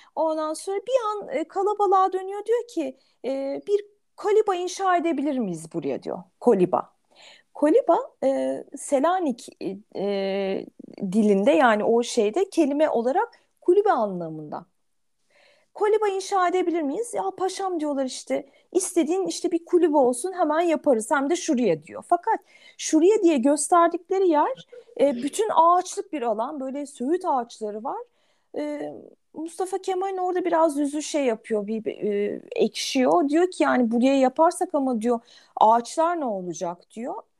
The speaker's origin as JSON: {"language": "Turkish", "region": "Ankara", "country": "Turkey", "said": "bir Ankaralı olarak"}